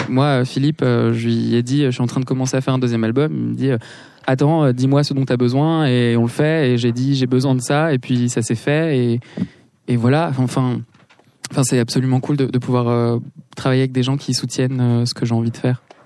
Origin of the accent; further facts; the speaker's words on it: Paris, Île-de-France, France; also born or lived in Los Angeles; j'ai grandi à Paris